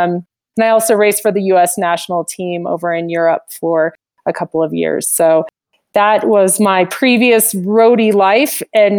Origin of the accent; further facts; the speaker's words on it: Fort Collins, Colorado, United States; also born or lived in Nottingham, England; now in Steamboat Springs, United States; So I grew up in Fort Collins, so Colorado native, and always knew I needed to be somewhere with the mountains in sight, and took a long path through high school, college, and, you know, lived in different states